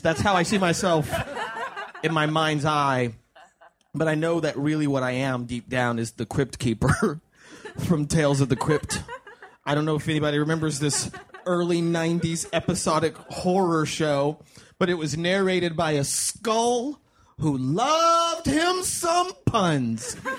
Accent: United States; I was born in the United States of America

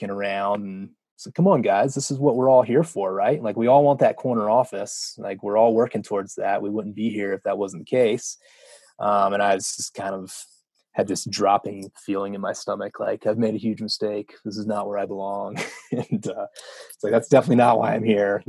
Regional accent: North Carolina, United States; moved away as an adult; also born or lived in Wyoming; I grew up in North Carolina, went to college there

